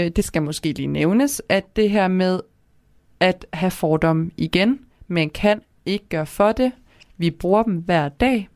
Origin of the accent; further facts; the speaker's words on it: Kalundborg, Zealand, Denmark; accent: Kalundborg Jutlandic; moved away as an adult; now in Aarhus, Denmark; der, hvor jeg kommer fra, det er Kalumborg ja. på Sjælland, der snakker vi faktisk om, at vi snakker Kalumborg jysk